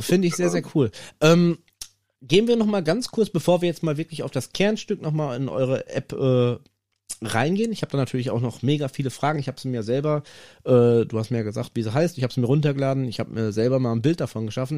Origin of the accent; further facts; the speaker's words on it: North Rhine-Westphalia, Germany; hier bei uns in NRW